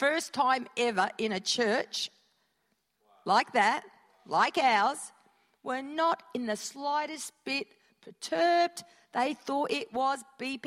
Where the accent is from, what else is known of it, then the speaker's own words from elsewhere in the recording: Perth, Western Australia, Australia; moved away; born and bred in Perth